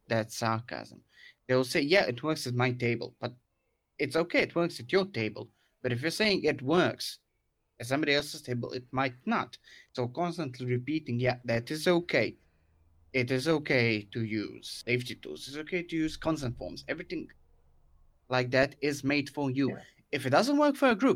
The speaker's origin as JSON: {"language": "English", "country": "Croatia", "tie": "born or raised there", "said": "I actually have a little club here in Croatia, in my hometown, which I currently lead"}